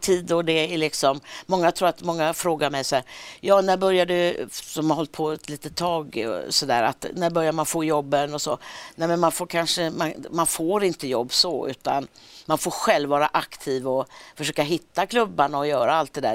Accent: Gothenburg, Västra Götaland, Sweden; accent: Gothenburg dialect; moved away as an adult; now in Stockholm, Sweden; Jag har kvar dialekten, min mm. syrra har också kvar dialekten när vi ses och så är vi, är vi ofta i Göteborg.

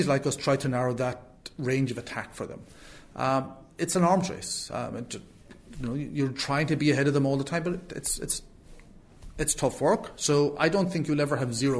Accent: Clare, Munster, Ireland; I'm from Clare

